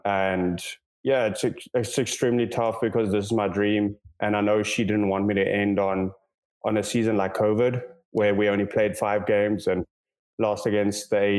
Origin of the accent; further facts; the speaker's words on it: South Africa; moved away; also born or lived in Austin / Houston; Growing up in South Africa